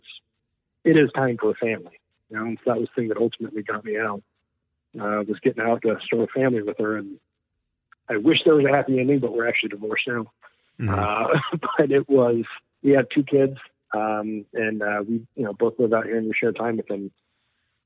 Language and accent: English; Houston, Texas, United States; We grew up together in Houston